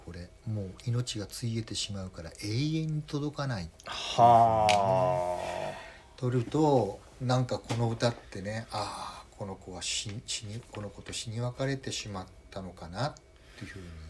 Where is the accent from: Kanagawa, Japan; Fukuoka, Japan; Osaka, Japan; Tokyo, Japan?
Fukuoka, Japan; Kurume; 福岡県久留米市のあの、はい、浄土真宗の、ええ本願寺派の寺院の生まれ